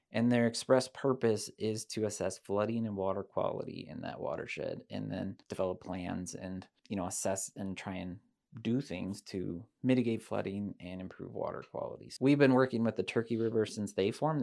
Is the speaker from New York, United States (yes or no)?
no; Decorah, Iowa, United States; moved away as an adult; also born or lived in South Dakota; I grew up in Decorah